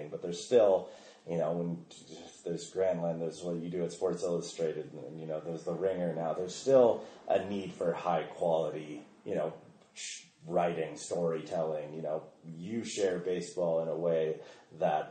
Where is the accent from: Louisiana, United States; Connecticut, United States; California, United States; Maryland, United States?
California, United States; Olympic Valley; growing up in Squaw Valley